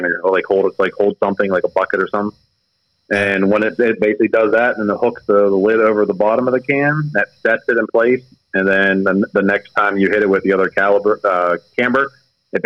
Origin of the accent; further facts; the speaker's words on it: Elizabeth, Pennsylvania, United States; I grew up in Elizabeth